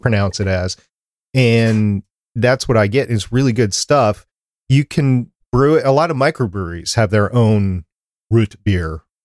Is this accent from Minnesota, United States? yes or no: yes; Minnesota, United States; accent: slight Canadian; also born or lived in Brooklyn, New York; I don't have that accent because I was, grew up, I, from Minnesota